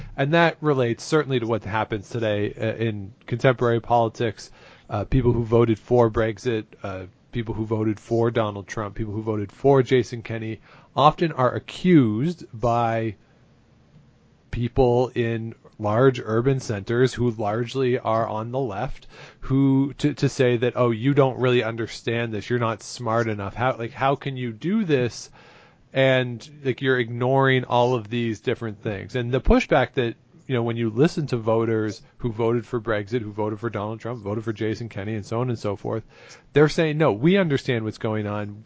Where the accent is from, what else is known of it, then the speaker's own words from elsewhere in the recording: near Toronto, Ontario, Canada; I grew up near Toronto.